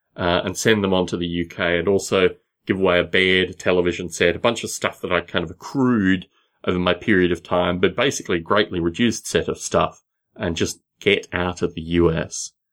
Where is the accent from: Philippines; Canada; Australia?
Australia; moved away as an adult; also born or lived in Sunnyvale / Los Gatos; I wasn't gonna go back to Australia